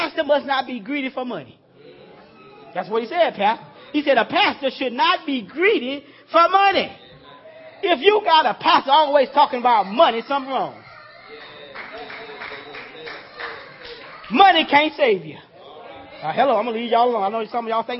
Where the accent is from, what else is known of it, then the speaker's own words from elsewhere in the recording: Louisiana, United States; I'm from Louisiana, old country boy, down in the sticks in the woods there.